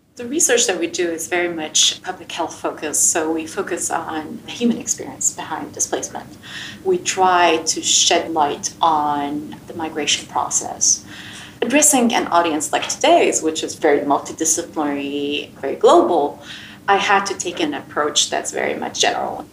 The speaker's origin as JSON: {"language": "English", "country": "Jordan", "tie": "born or raised there", "said": "growing up in Jordan and wanting to be a doctor"}